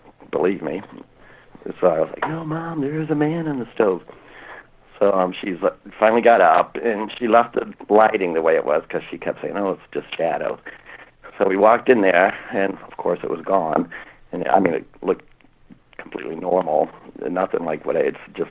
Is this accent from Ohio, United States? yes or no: yes; Norwalk, Ohio, United States; I grew up in Norwalk, Ohio